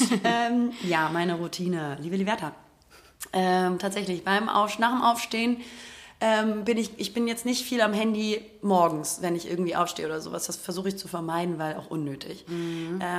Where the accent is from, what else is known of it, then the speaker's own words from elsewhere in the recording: Albania; ja, ich bin ja auch Albaner.